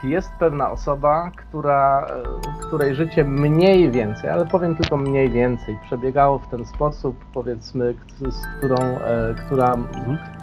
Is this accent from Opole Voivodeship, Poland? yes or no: yes; Strzelce Opolskie, Opole Voivodeship, Poland; now in Germany; niedaleko mojej rodzinnej miejscowości Strzelec Opolskich